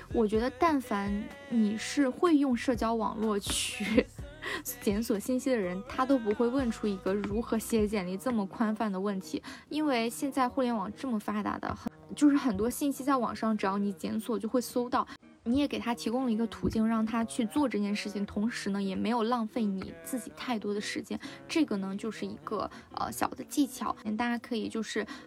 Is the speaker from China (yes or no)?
yes; China; 我们 中国